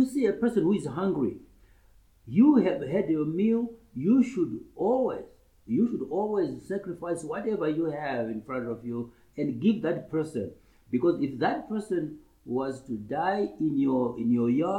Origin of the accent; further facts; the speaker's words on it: Murewa, Mashonaland East, Zimbabwe; also born or lived in Makoni District, Zimbabwe; I was born in Makoni district. My chief is Makoni, he's ruling now. That's in near Rusape. But I grew up mainly in Murewa, in my primary school days